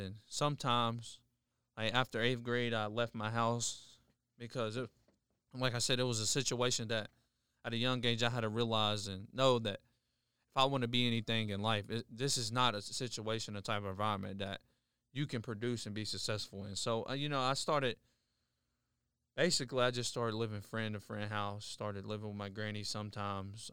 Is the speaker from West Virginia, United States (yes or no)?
yes; Charleston, West Virginia, United States; I've been born and raised in Charleston, West Virginia for pretty much all my life.